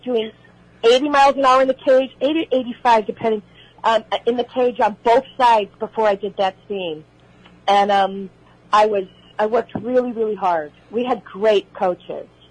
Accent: Oak Park, Illinois, United States; accent: Chicago; moved away as an adult; also born or lived in Los Angeles; I grew up in Oak Park, Illinois, which is next door to Berwyn

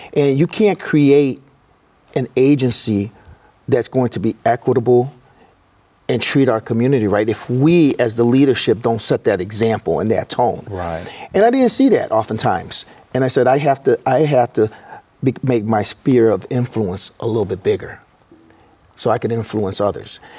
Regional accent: Elgin, Illinois, United States; now in Peoria, United States; I grew up in Elgin, Elgin, Illinois

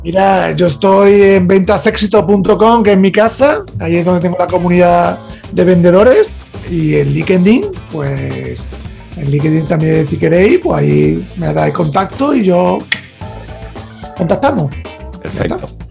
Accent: Andalusia, Spain; yo como soy andaluz

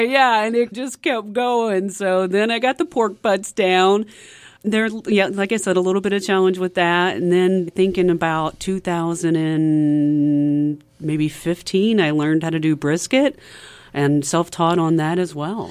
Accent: DeWitt, Arkansas, United States; moved away as an adult; also born or lived in Seattle, Washington; now in Northwest Arkansas, United States; I'm originally from the eastern side of the state

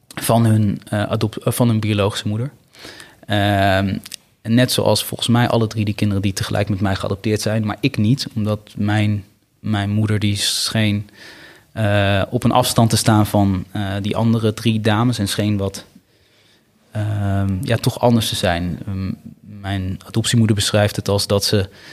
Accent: Bennekom, Gelderland, Netherlands; moved away; also born or lived in Sri Lanka / Amsterdam; in het kleine dorpje Bennekom waar ik ben opgegroeid.

